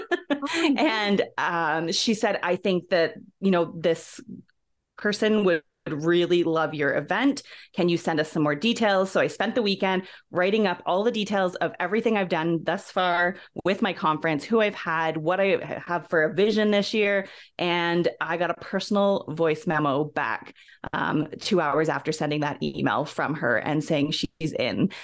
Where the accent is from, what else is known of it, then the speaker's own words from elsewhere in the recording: Ontario, Canada; moved away as an adult; now in Alberta, Canada; I'm originally from Ontario, Canada, and shortly after high school, I came out west to Alberta